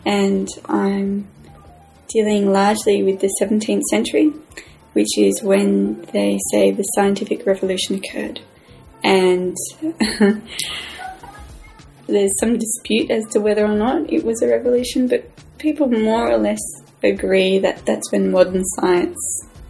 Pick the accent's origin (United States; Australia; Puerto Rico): Australia; I'm Australian English.